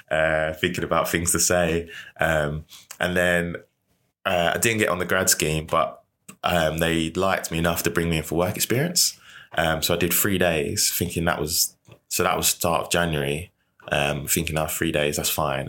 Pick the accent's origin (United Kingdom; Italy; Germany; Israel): United Kingdom; Rochester, South East England; I grew up in Kent, Medway. So Rochester.